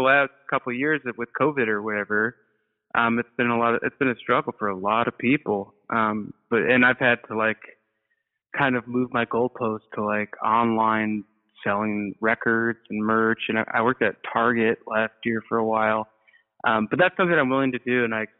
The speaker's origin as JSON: {"language": "English", "town": "Rockford", "region": "Illinois", "country": "United States", "tie": "born or raised there", "also_born_or_lived": "Chicago, Illinois", "moved": "as an adult", "lives_now": "New York, United States", "said": "I grew up in Rockford, Illinois, which is a pretty pilled out sort of city"}